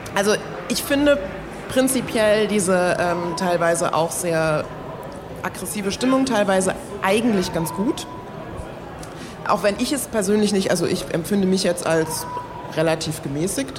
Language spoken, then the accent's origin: German; Germany; obwohl hier geboren, aufgewachsen, deutscher Pass, alles